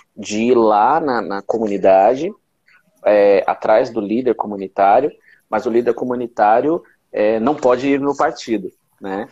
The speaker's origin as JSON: {"language": "Portuguese", "region": "São Paulo", "country": "Brazil", "tie": "born or raised there", "said": "como eu fui criado na Zona Leste"}